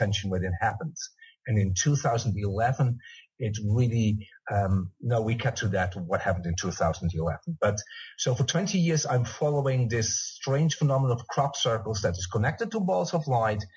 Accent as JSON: {"language": "English", "country": "Netherlands", "also_born_or_lived": "England", "moved": "yes", "said": "I'm from Holland."}